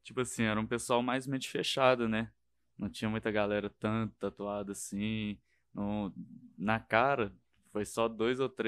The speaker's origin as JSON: {"language": "Portuguese", "region": "interior of Minas Gerais", "country": "Brazil", "tie": "born or raised there", "moved": "yes", "said": "eu não era da capital, eu era mais do interior, né?"}